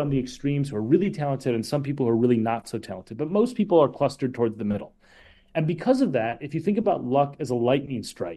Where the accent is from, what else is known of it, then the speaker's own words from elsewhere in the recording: Minnesota, United States; I'm from Minnesota